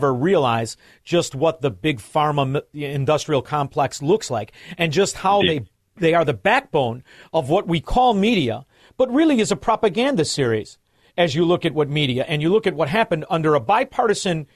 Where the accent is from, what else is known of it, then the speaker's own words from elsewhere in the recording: Illinois, United States; I'm from Illinois